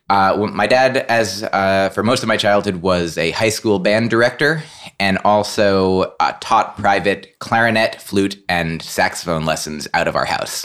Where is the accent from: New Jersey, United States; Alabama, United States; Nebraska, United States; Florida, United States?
New Jersey, United States; I grew up in New Jersey